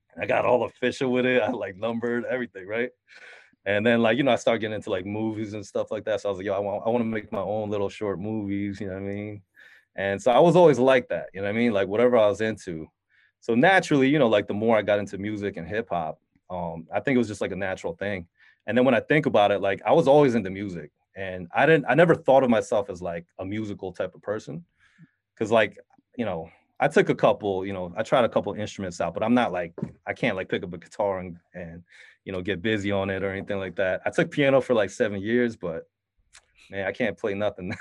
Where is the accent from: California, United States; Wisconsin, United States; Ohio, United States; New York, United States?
New York, United States; Syracuse; also born or lived in Queens, New York; I grew up in Syracuse, New York